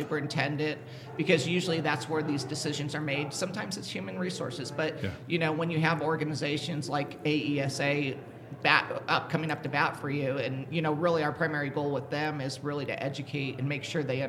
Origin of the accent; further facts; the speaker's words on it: California, United States; I'm from California